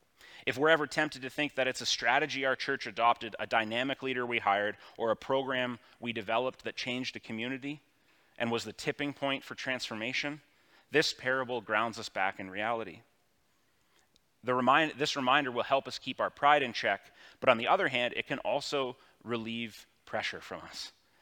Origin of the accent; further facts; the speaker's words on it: Elmira, New York, United States; it's a world that I've kind of always known growing up in Elmira at an arm's length